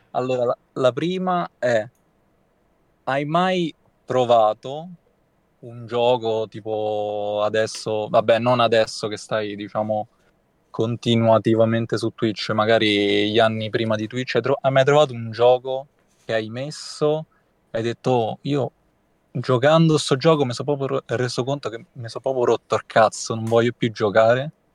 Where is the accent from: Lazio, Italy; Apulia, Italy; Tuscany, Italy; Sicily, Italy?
Lazio, Italy; Rome; vengo da Roma, immagino lo, lo sentirai.